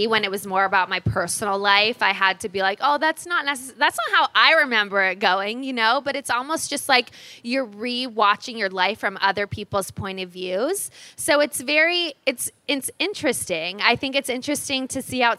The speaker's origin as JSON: {"language": "English", "town": "Los Angeles", "region": "California", "country": "United States", "tie": "born or raised there", "said": "I grew up in Los Angeles"}